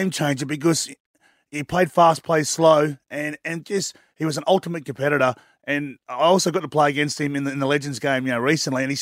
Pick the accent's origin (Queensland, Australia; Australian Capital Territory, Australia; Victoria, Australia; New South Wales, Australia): New South Wales, Australia; Redfern; Mate, well, as a kid growing up in Redfern, even though I was a South supporter, Larry Corowa was my favourite.